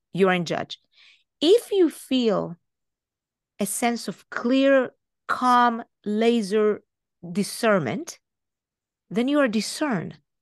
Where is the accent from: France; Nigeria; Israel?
Israel; moved away as an adult; now in United States; I'm Israeli. I was born and raised in Israel.